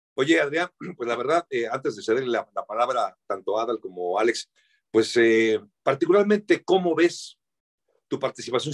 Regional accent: Mexico; mexicano representando justamente este deporte para nuestro país

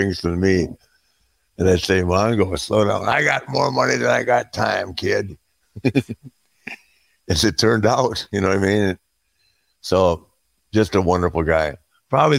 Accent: Minneapolis, Minnesota, United States; moved away; I love Minneapolis. I grew up there

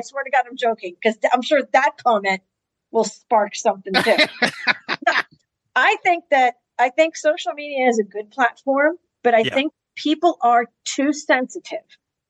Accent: Pittsburgh, Pennsylvania, United States; moved away; also born or lived in Georgia; I was born and raised in Pittsburgh.

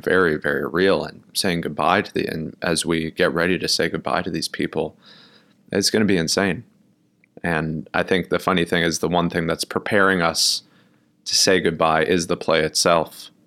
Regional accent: New York City, New York, United States; also born or lived in Milwaukee, Wisconsin; I grew up in Brooklyn, New York

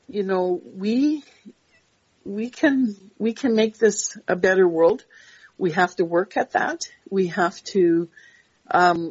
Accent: Canada; I'm so proud to be Canadian

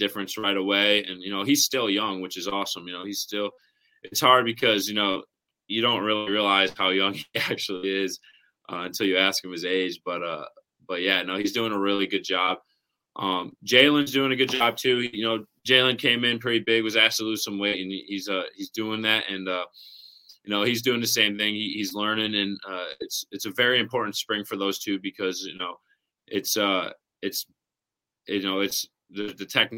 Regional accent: Syracuse, New York, United States; moved away; also born or lived in Columbus, Ohio / Cortland, New York; I was born in Columbus, Ohio, and then moved to another part of upstate New York, which is called Cortland. And then we went 30 minutes north to Syracuse, where I basically stayed, you know, throughout high school, middle school, and elementary school.

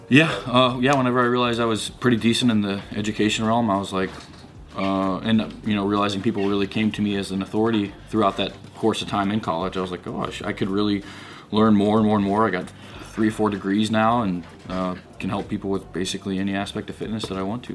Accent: Missouri, United States; I was a kid from Missouri, Midwest, and I was like raised around super conservative

